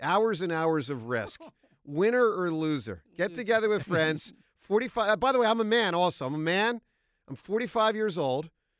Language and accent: English; Philadelphia, Pennsylvania, United States; What I needed as a Philadelphian and as a Sixers fan